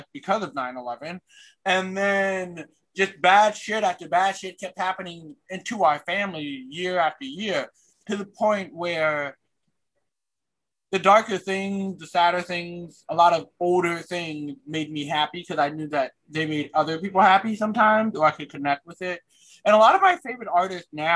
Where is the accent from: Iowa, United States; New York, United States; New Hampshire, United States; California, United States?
New York, United States; I'm a New Yorker